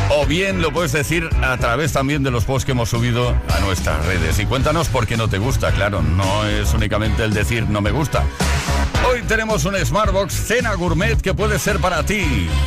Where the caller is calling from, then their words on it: Barcelona, Catalonia, Spain; de Barcelona.